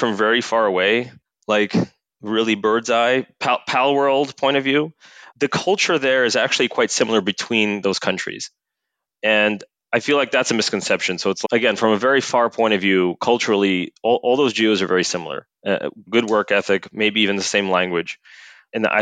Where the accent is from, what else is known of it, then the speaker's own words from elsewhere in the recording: New York, United States; moved away as an adult; also born or lived in New Jersey; now in Portugal; I grew up in New York. I have Russian roots